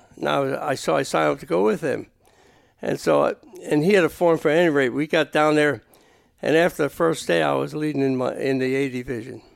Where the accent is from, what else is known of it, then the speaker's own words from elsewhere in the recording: Boyertown, Pennsylvania, United States; I'm from Boyertown.